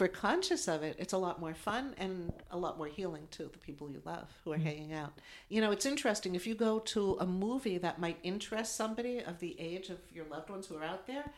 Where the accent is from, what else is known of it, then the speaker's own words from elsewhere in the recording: East Coast, United States; We're from the East Coast